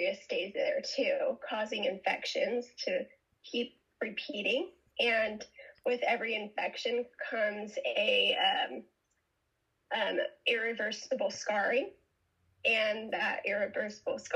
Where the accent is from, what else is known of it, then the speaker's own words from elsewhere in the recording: San Francisco Bay Area, California, United States; I'm from San Francisco Bay Area